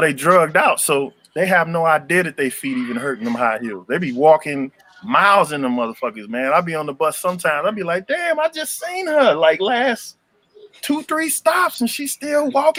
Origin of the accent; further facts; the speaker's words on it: Chicago, Illinois, United States; moved away; I'm from South Shore over there